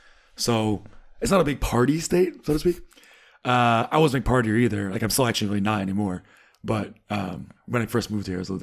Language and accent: English; Rhode Island, United States; I'm from Rhode Island, yeah.